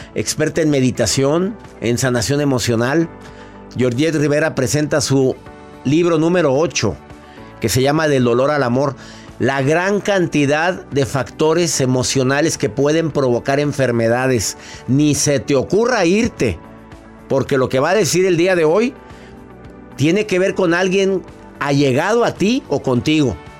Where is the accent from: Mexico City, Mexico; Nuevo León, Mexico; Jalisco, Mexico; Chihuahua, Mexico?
Nuevo León, Mexico; Monterrey; ser voluntario de Caritas Monterrey en mi ciudad donde yo nací durante tantos años